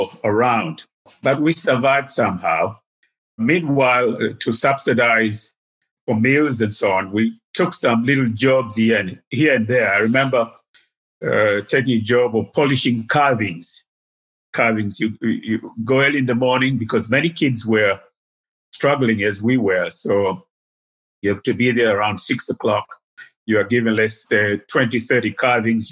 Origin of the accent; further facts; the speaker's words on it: Dar es Salaam, Tanzania; moved away as an adult; also born or lived in Ujiji, Tanzania / United States; Most of my upbringing was in Dar es Salaam. I was born in Ujiji, which is by Lake Tanganyika. But we moved to Dar es Salaam in the early 50s when I was 5, 6